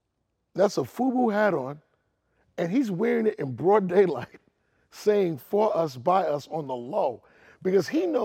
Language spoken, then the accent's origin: English; New York City, New York, United States; I'm from Queens, so we live like 3 miles from each other.